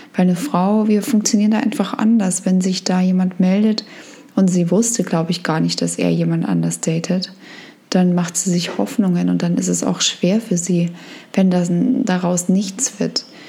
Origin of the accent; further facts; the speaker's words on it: Germany; wir kommen in Deutschland aus dem Land, wo das Thema wahnsinnig groß ist